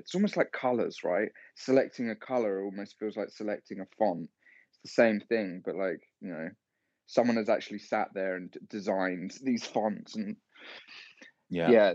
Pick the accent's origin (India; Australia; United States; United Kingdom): United Kingdom; London; accent: London; my stupid London accent